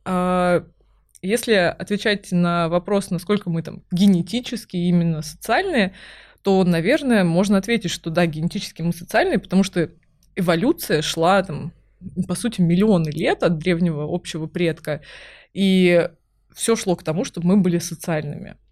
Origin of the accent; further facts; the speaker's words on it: Kaliningrad, Kaliningrad Oblast, Russia; now in Moscow, Russia; я выросла в Калининграде